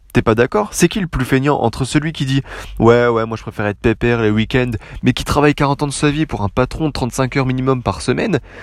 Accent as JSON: {"language": "French", "country": "France", "said": "je suis Français"}